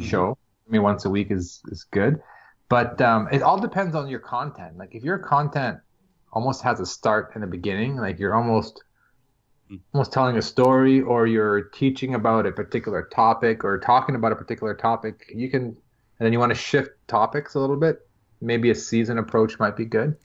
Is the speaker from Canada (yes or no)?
yes; Toronto, Ontario, Canada; I am from Toronto, just outside of Toronto, Canada.